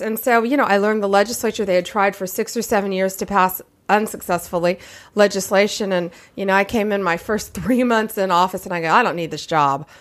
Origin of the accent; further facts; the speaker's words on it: Tampa, Florida, United States; I'm from Central Florida, I'm from Tampa Bay.